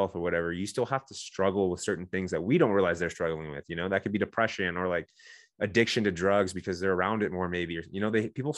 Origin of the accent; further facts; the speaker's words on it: San Diego, California, United States; I'm from Southern California, I'm from San Diego where the SEALs train.